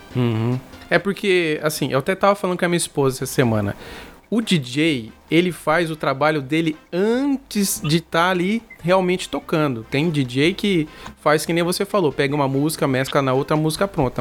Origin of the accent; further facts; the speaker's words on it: Mato Grosso do Sul, Brazil; eu sou aqui do Mato Grosso do Sul